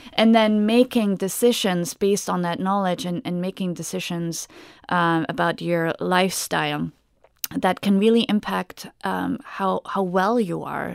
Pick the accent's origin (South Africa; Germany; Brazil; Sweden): Germany; now in United States; I'm originally from Germany. So, uh, when I came to the U S in two thousand and one